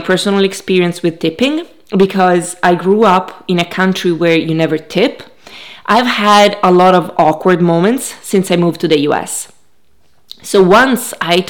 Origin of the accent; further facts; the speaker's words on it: Italy; now in United States; I'm from Italy